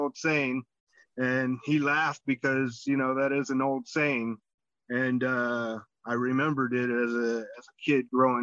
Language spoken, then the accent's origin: English; Los Angeles, California, United States; also born or lived in Israel; I was born here in the United States, California, Los Angeles area. It kind of, you sink into little suburbs, and I was in North Hollywood